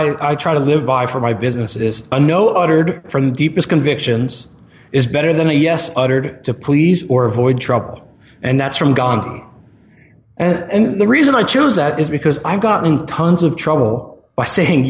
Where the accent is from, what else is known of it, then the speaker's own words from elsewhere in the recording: New Jersey, United States; now in Tempe, United States; So I live in Tempe, Arizona. That's where I run Marketing Press out of. And I'm a transplant from New Jersey.